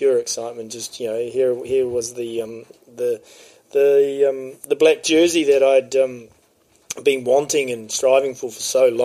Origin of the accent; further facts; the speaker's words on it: Napier, Hawke's Bay, New Zealand; I came from Napier, my parents were there